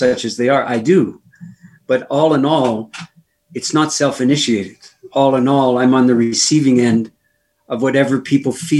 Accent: Canada; Being a Canadian

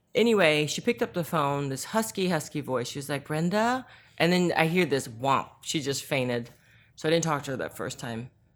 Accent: Northern Virginia, United States; first language Korean; English is a second language; also born or lived in South Korea; I grew up in Northern Virginia

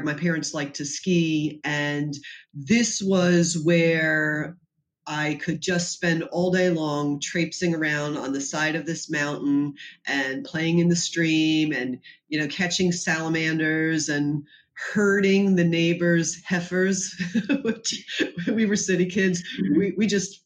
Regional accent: New York City, New York, United States; I grew up in Brooklyn.

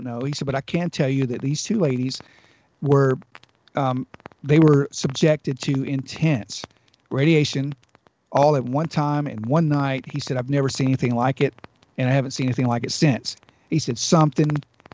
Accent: Georgiana, Alabama, United States; We were having a family reunion at back home in my hometown, Georgiana

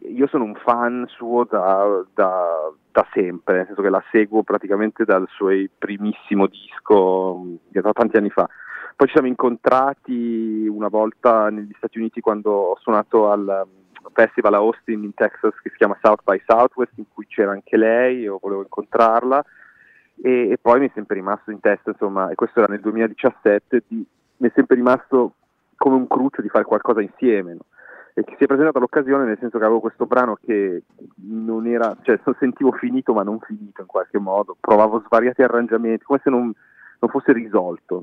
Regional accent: Milan, Lombardy, Italy; moved away as an adult; now in Berlin, Germany; nato e cresciuto a Milano

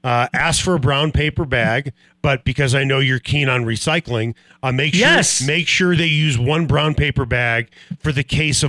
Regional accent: Chicago, Illinois, United States; now in Denver, United States; Growing up in Chicago

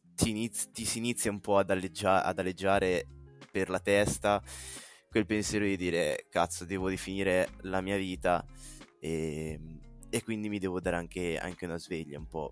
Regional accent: Carrara, Tuscany, Italy; vengo da Carrara

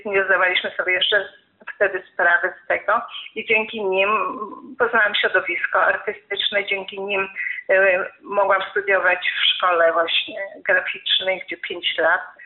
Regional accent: Gliwice, Silesian Voivodeship, Poland; moved away; also born or lived in Zabrze / Kraków; Było to miasto, do którego trafiłam mając 7 lat, bo urodziłam się w Zabrzu, ale miałam 7 lat, rodzice przenieśli się do Gliwic

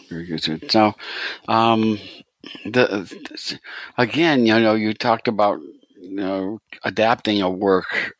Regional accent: United States; I'm, I'm too American

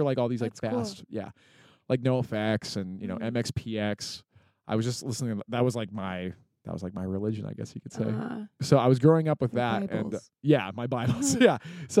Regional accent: Park City, Utah, United States; there weren't any shows like in my town. I grew up in Park City.

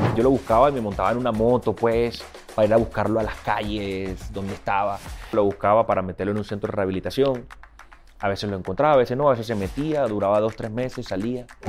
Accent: Barranquilla, Atlántico, Colombia; moved away as an adult; now in Miami, United States; Soy de la costa caribe colombiana, de la ciudad de Barranquilla

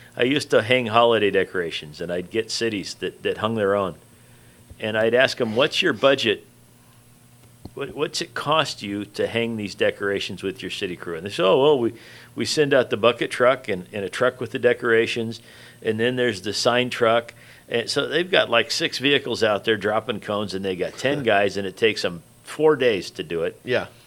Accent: Riverside, California, United States; you and I were raised in Riverside

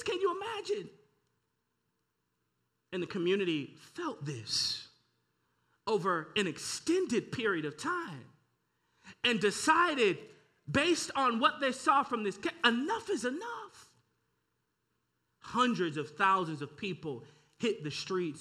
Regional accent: St. Louis, Missouri, United States; I'm born and raised in St. Louis.

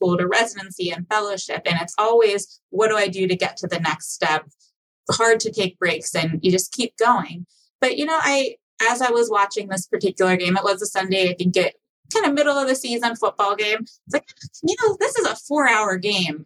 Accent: Pittsburgh, Pennsylvania, United States; moved away as an adult; also born or lived in Philadelphia; now in Michigan, United States; Pittsburgh, where I'm from

